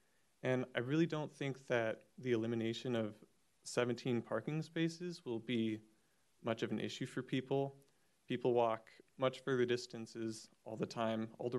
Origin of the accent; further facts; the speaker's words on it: Kenmore, Washington, United States; also born or lived in Juanita Beach area, Kirkland; I currently live in the Juanita Beach area, and I grew up in Kenmore.